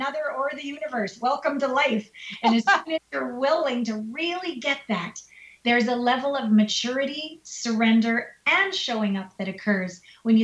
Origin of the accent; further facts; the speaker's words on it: Canada; now in United States; Canada, my home country